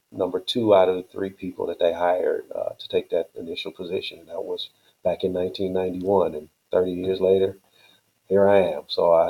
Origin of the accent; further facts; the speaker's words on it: Chicago, Illinois, United States; I grew up, I was born in Chicago and moved to the south suburbs when I was about 9 years old, and been here ever since, and went to college in Chicago. So I've always been here in Chicago.